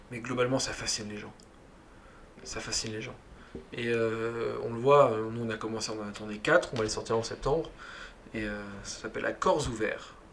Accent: Occitania, France; chez mes parents à Toulouse. C'est ça. la campagne, euh, là où j'ai grandi en fait, et là où j'ai mes idées.

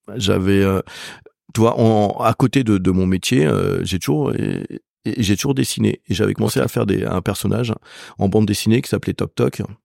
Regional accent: Laval, Pays de la Loire, France; moved away; là où je suis originaire, euh, on n'a pas une cuisine de terroir

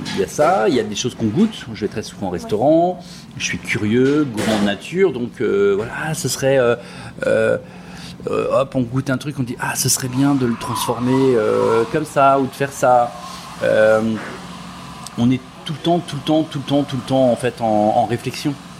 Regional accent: Brittany, France; je suis de Bretagne.

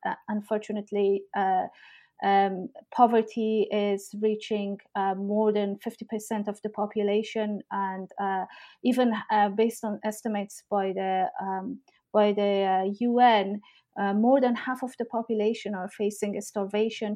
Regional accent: Herat, Afghanistan; also born or lived in Kabul / Pakistan / Toronto, Canada / Oxford, England; now in Exeter, United Kingdom; I am from Afghanistan. I grew up in Herat, uh, a city in northwestern parts of the country, and I've lived most of my life uh, in Herat and Kabul.

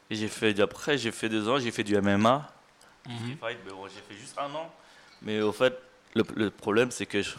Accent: Thailand; J'ai fait trois ans, je l'ai fait en France, et je suis parti chez moi en Thaïlande le faire.

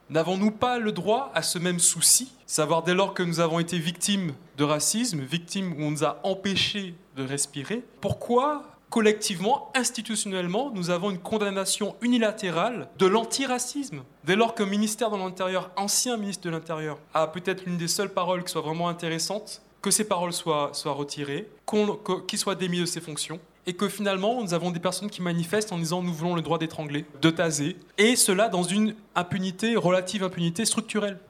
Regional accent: Martinique; moved away; j'ai grandi en Martinique

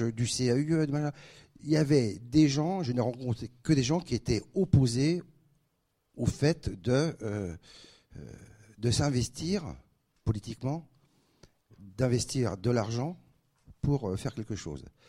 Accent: Paris, Île-de-France, France; moved away as an adult; also born or lived in Aix-en-Provence / Dijon; now in Reims, France; je suis parisien du 5e arrondissement. J'étais au lycée Rodin à la Mouffetard

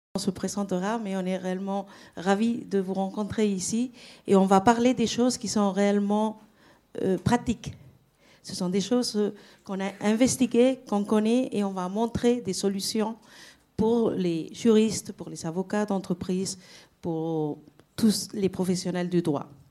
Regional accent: Spain; French is a second language; pas française, je suis espagnole

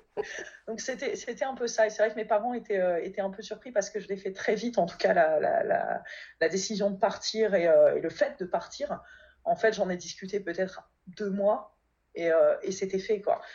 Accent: Valenciennes, Hauts-de-France, France; moved away as an adult; also born or lived in Alsace / Kobe, Japan; now in Paris, France; je suis originaire du Nord à la base, de Valenciennes

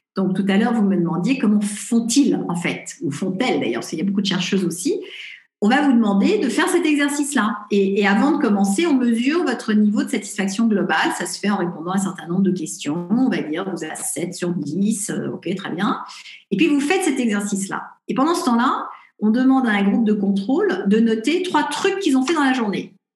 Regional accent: Paris, Île-de-France, France; moved away as an adult; also born or lived in Los Angeles; je suis parisienne

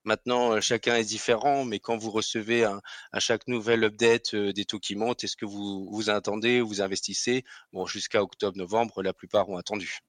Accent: Alsace, Grand Est, France; accent: Alsatian; certains devineront à mon nom ou à mon accent que je suis alsacien

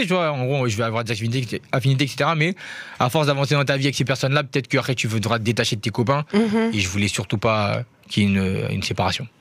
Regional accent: Paris, Île-de-France, France; Je suis né à Paris en plus. J'ai cette chance-là. J'ai grandi à Paris

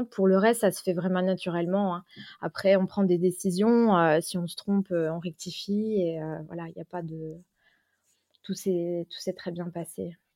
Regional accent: Vosges, Grand Est, France; moved away as an adult; now in Luxembourg; je suis de la frontière, je suis pas loin, je suis vosgienne.

